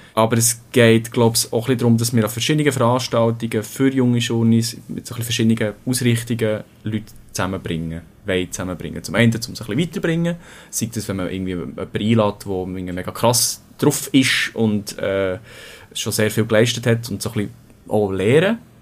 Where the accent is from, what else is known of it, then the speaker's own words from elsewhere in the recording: Bern, Switzerland; also born or lived in Winterthur; ich bin 25, ich komme aus Bern